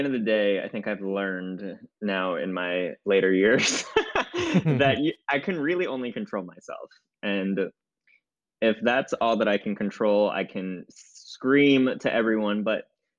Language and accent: English; United States; I am an American.